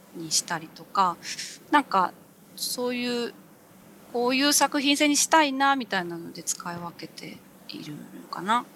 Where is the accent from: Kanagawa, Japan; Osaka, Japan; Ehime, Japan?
Kanagawa, Japan; Yokohama; moved away as an adult; now in Yamanashi, Japan; 大学を卒業するまでは横浜の実家にいました